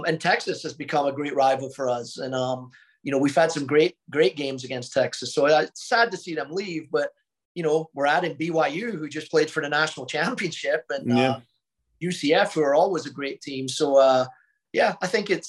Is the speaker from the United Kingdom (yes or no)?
yes; Scotland, United Kingdom; also born or lived in Mobile, Alabama; now in Oklahoma, United States; I'm a Scottish guy